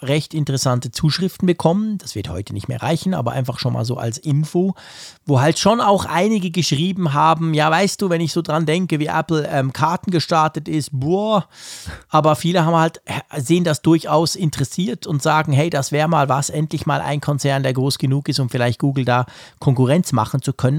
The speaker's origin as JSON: {"language": "German", "country": "Switzerland", "said": "ich als Schweizer"}